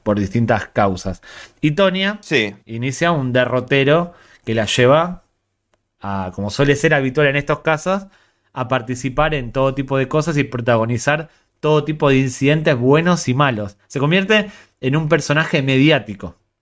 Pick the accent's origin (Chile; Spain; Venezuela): Spain; Ourense, Galicia; Soy de Ourense